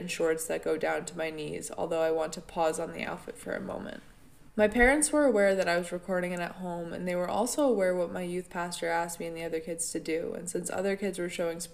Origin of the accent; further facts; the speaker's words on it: upstate New York, United States; I've lived in upstate New York my entire life, and in my hometown